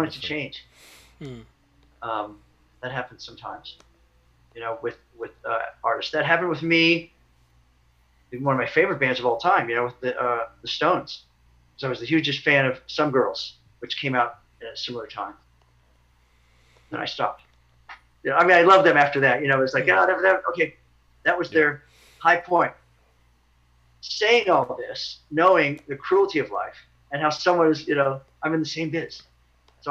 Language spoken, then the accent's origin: English; Lawrence and Wichita, Kansas, United States; moved away as an adult; my hometown, towns like Lawrence and Wichita